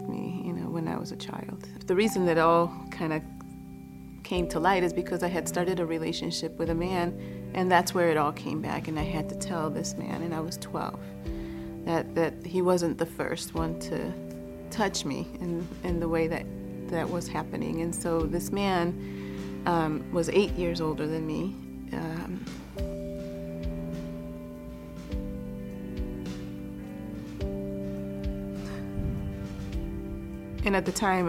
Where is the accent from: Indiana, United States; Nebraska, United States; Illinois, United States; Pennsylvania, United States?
Illinois, United States; Chicago; also born or lived in Boston; My mother migrated from Guatemala to the United States, and I was born in Boston. When I was 2, we moved to Chicago after my parents had separated